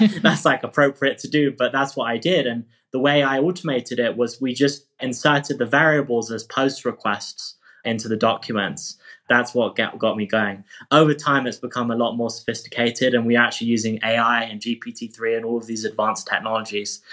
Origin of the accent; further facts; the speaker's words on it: England, United Kingdom; moved away as an adult; now in California, United States; I moved from England to study at Stanford in California